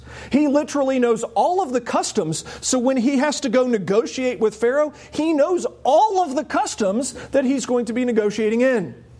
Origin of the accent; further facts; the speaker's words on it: United States; we as American Christians